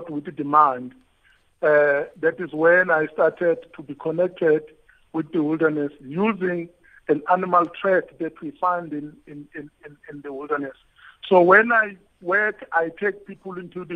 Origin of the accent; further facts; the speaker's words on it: Shambanyati, near Umfolozi, KwaZulu-Natal, South Africa; I was born in Gwashabisa, in a village called Shambanyati